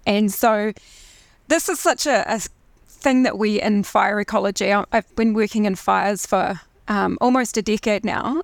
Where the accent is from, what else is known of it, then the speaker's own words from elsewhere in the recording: Christchurch, Canterbury, New Zealand; So I'm from Christchurch. I grew up in Christchurch originally